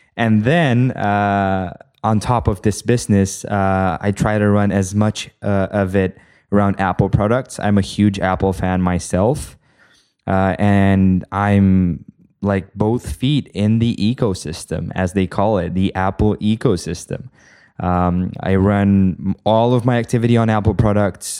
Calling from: Bucharest, Romania; I am calling from Bucharest, Romania

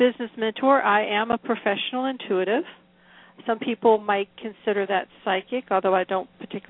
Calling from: Newport News, Virginia, United States; I am in Newport News, Virginia, which is in the southeastern part of Virginia.

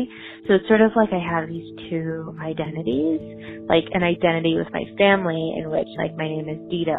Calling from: Portland, Oregon, United States; calling from Portland, Oregon.

